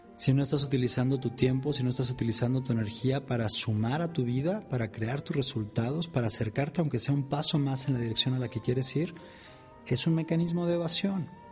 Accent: Mexico; acá en mi país, en México

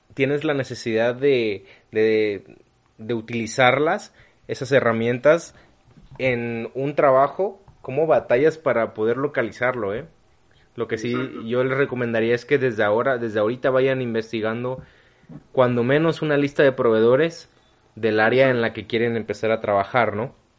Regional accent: Mexico; Yo nunca he salido del país, yo no, nunca he salido de México

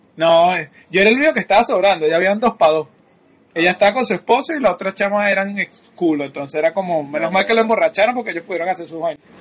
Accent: Venezuela; somos venezolanos

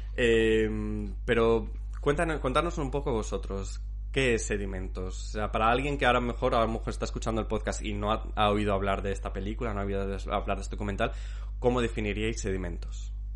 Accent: Zamora, Castile and León, Spain; moved away; Yo soy, soy zamorano, soy castellano

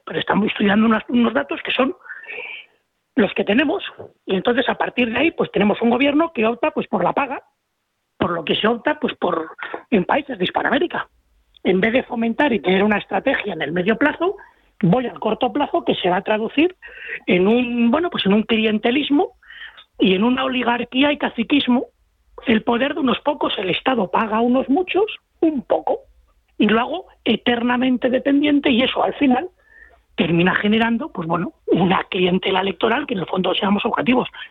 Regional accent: Spain; yo como español

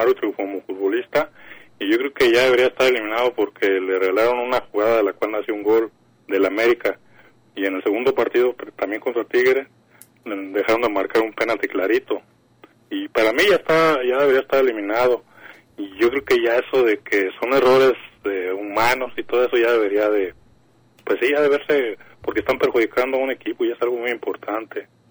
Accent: Jalisco, Mexico; soy aquí de Jalisco

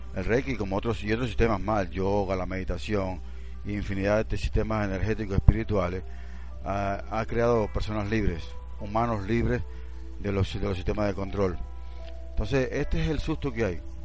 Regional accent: Cuba; now in Venezuela; Yo soy cubano y vivo en Venezuela, y de mi experiencia cubana, yo recuerdo cuando estábamos en Cuba

